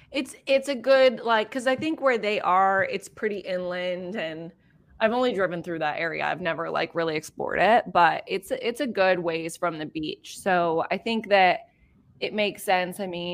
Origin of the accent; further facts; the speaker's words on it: San Diego, California, United States; I'm from California. San Diego.